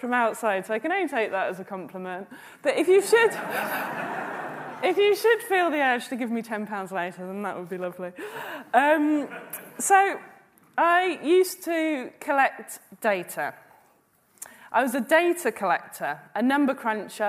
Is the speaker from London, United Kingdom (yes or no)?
yes; London, United Kingdom; I was born in the London Borough of Ealing in 1979